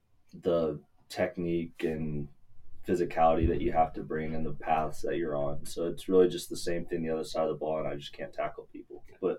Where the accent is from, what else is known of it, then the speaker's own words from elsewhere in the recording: Shreveport, Louisiana, United States; moved away as an adult; now in Houston, United States; I'm from Shreveport. I went to Captain Shreve High School. Now I'm at Rice University